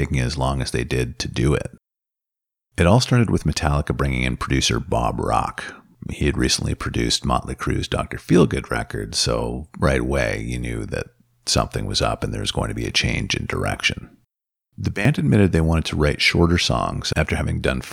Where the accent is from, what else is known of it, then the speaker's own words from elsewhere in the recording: Northern Ontario, Canada; where I grew up in Northern Ontario